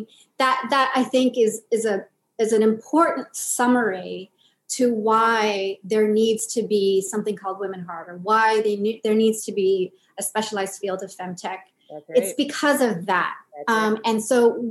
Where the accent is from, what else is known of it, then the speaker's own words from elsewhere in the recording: Los Angeles, California, United States; also born or lived in Philippines; now in Washington, D.C., United States; we moved to LA when I was six